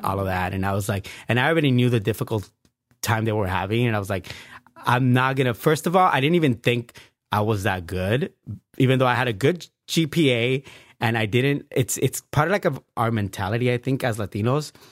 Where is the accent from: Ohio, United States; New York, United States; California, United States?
California, United States; Bell Gardens; also born or lived in Pico Union, Los Angeles; I grew up in Bell Gardens